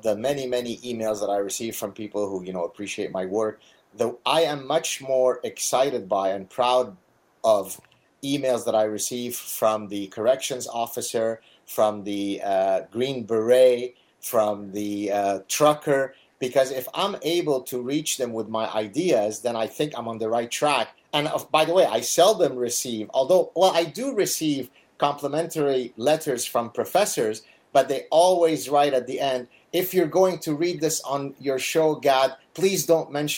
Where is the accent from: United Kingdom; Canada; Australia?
Canada; I'm Canadian